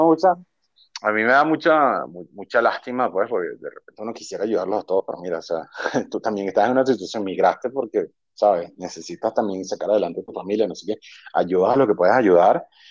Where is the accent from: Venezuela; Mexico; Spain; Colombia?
Venezuela; moved away as an adult; also born or lived in Ecuador / Maldives / United States; su identidad como venezolano.